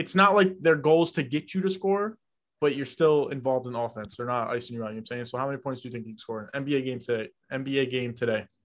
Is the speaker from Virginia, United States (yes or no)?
no; New York, United States; I'm from New York